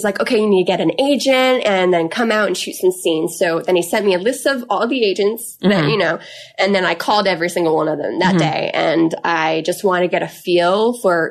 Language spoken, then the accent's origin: English; Canada; moved away as an adult; also born or lived in Oromocto, New Brunswick; now in California, United States; I'm from Canada. I mm-hmm. was living in Oromocto, New Brunswick at the time.